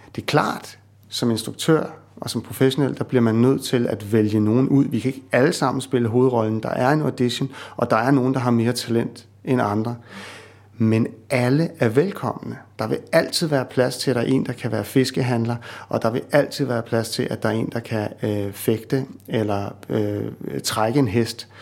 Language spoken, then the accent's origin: Danish; Copenhagen, Capital Region of Denmark, Denmark; moved away; jeg er sådan en københavner, ikke?